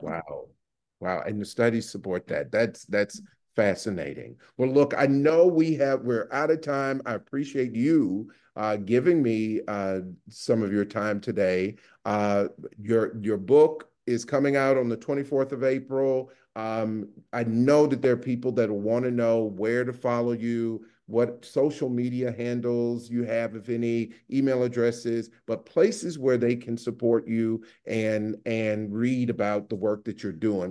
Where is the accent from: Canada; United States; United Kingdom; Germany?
United States; the South; moved away; also born or lived in New Haven; I'm originally from the South